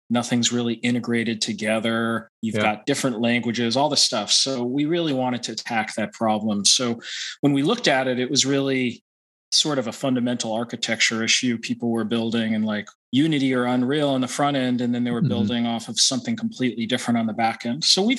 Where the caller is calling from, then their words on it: Boston, Massachusetts, United States; I'm in the East Coast around Boston.